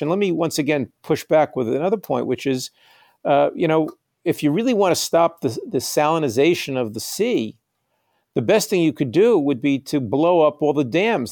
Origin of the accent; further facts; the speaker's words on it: United States; also born or lived in New York; I'm an American writer and I live in New York